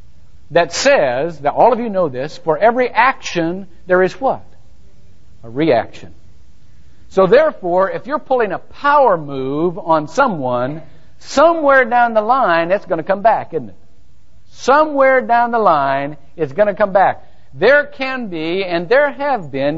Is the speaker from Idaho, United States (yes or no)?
no; Shelby, Ohio, United States; moved away; my hometown in Shelby, Ohio